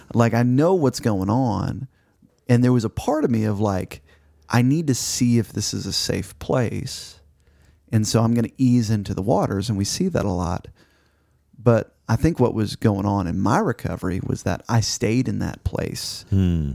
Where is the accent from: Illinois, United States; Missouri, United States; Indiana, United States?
Missouri, United States; now in Arkansas, United States; Growing up in Missouri